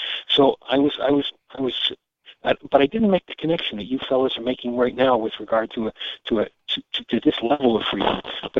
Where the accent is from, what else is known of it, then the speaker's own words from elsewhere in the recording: Greenwood Lake, New York, United States; I grew up in Greenwood Lake, New York, about 50 miles northwest of New York City